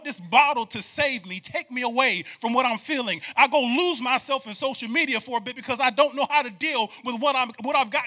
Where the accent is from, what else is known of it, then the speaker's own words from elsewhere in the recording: New York, United States; moved away; I grew up in New York too